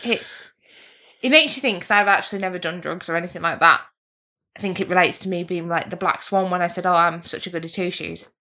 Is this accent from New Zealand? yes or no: no; England, United Kingdom; we're English people